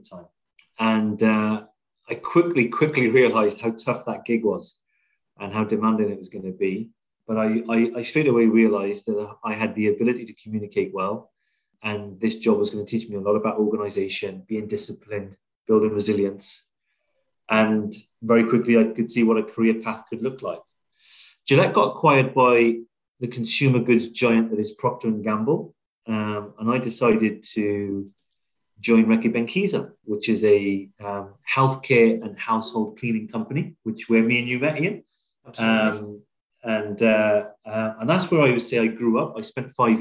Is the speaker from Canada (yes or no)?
no; South Wales, United Kingdom; moved away as an adult; also born or lived in Liverpool; I grew up in Wales, born and bred there.